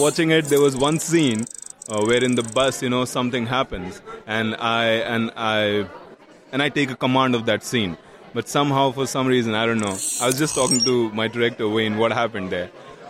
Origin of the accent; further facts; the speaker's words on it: New Delhi, Delhi, India; also born or lived in Bihar, India; New Delhi, the capital of India, where I was raised and everything